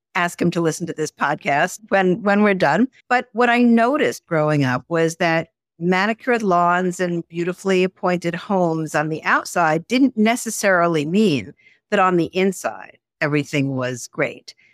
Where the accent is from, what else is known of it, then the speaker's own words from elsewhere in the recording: Garden City, New York, United States; I grew up outside of New York City in a, a suburb called Garden City